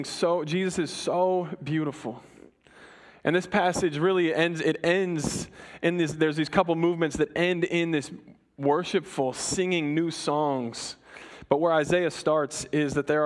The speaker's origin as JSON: {"language": "English", "region": "Colorado", "country": "United States", "moved": "yes", "said": "I'm from Colorado"}